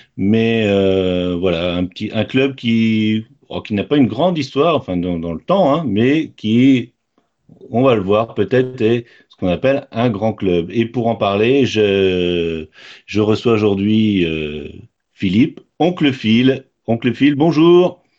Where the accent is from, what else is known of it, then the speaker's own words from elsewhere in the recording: Rennes, Brittany, France; je suis rennais de naissance